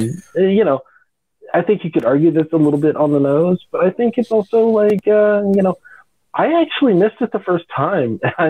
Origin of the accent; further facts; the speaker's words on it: California, United States; yeah, I grew up in Southern California. I've been drinking Corona since I was 17 years old